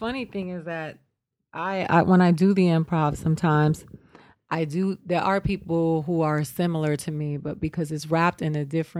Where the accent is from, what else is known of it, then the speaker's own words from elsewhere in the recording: Miami, Florida, United States; also born or lived in Boston / New York; now in Los Angeles, United States; I grew up in Miami. I was born in Boston. I grew up between New York and. Going back between New York and Miami, I have a very American experience mm-hmm. growing up, you know, and I ate Latin food, listen to salsa, we speak Spanish at home